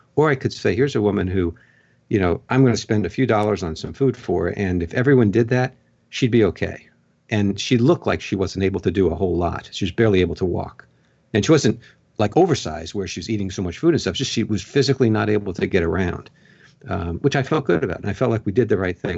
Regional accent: Long Island, New York, United States; now in Pennsylvania, United States; I grew up on Long Island.

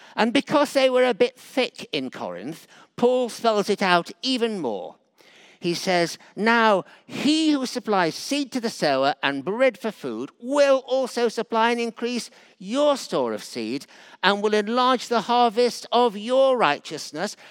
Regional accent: Yorkshire and the Humber, United Kingdom; moved away; I was brought up partly in Yorkshire

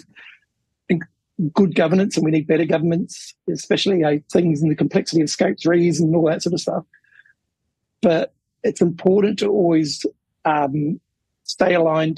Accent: New Zealand; When I was growing up, I grew up in New Zealand

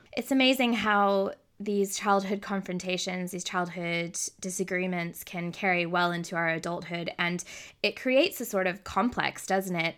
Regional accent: Texas, United States; I grew up in Texas

